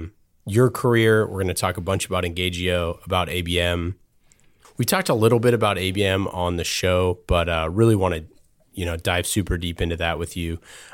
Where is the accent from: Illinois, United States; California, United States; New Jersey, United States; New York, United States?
California, United States; Oakland; Yeah, I grew up in Oakland.